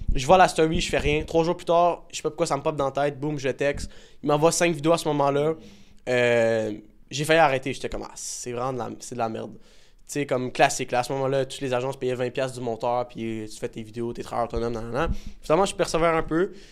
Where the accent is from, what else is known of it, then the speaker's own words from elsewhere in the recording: Laval, Quebec, Canada; je viens de Laval